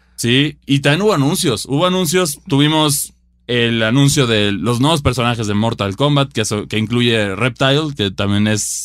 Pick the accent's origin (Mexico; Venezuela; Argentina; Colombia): Mexico; yo como jugador mexicano